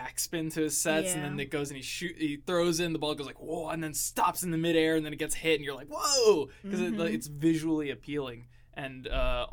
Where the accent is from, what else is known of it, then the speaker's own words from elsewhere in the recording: Southwest Florida, United States; Growing up in Southwest Florida